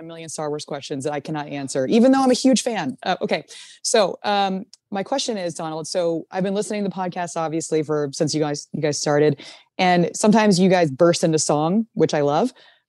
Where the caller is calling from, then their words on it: Shanghai, China; I am calling from Shanghai, China.